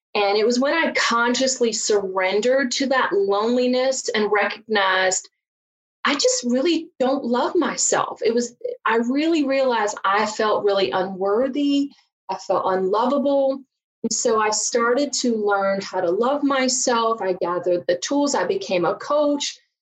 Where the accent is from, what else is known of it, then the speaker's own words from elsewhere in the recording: Virginia, United States; accent: southern; now in Chicago, United States; I grew up just a poor country girl from Virginia